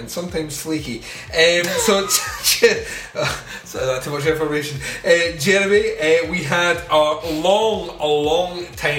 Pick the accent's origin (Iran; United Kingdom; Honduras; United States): United Kingdom; Scotland; we're Scottish. And in Scotland, we don't like words that are, well, letters that are silent.